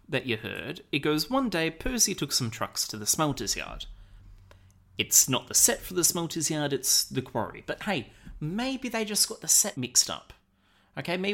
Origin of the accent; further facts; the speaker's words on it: Australia; we're Australian